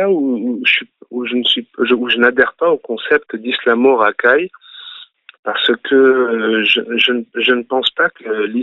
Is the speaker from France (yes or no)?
yes; Nice, Provence-Alpes-Côte d'Azur, France; Et tout en grandissant, euh, à Nice, on a des quartiers, euh, comme il peut y en avoir à Marseille ou, à Paris.